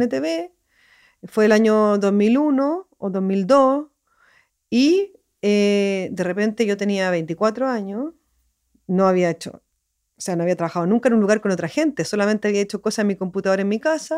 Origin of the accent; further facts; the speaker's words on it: Santiago, Santiago Metropolitan Region, Chile; moved away; Yo soy de Santiago